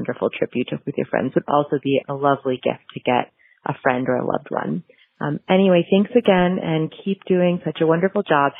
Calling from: Boston, Massachusetts, United States; I'm calling from Boston.

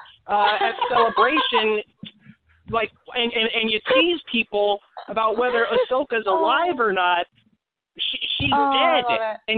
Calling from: Portland, Oregon, United States; I'm calling from Portland in Oregon

